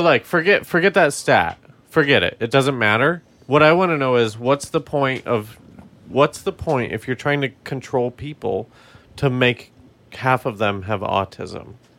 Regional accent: Colorado, United States; we're from Colorado

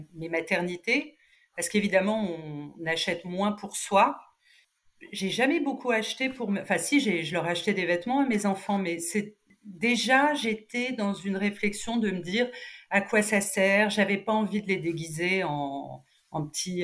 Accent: Cannes, Provence-Alpes-Côte d'Azur, France; moved away as an adult; also born or lived in Nice; now in Paris, France; je, je, suis canoise

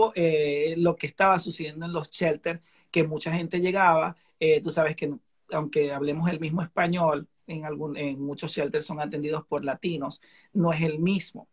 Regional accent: Venezuela; now in Chicago, United States

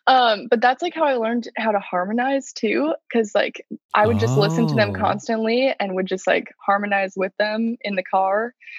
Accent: Maryland, United States; also born or lived in Georgia; No, I was born in Georgia, actually. We moved around a lot and kind of settled just in Maryland. So that's where I say I'm from.

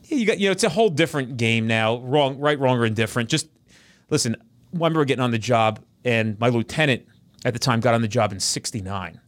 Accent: New Jersey, United States; we're all from Jersey

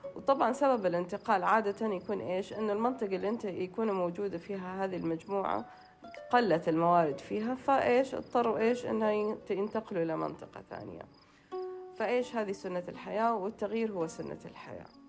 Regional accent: Saudi Arabia; احنا كسعوديين

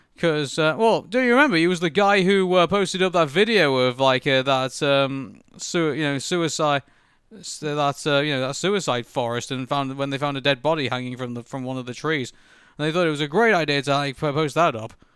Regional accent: Preston, North West England, United Kingdom; now in Manchester, United Kingdom; we're adopted Mancunians. You know, I come from Preston and I come here from, from Manchester

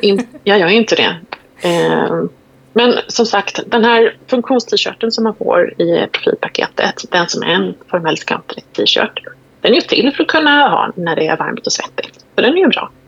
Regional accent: Sweden; Vi är svenskar

